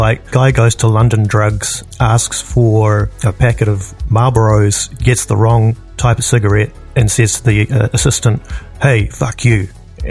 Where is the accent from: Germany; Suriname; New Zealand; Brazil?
New Zealand; moved away as an adult; also born or lived in Edmonton, Canada; now in New York City, United States; I was born and raised in New Zealand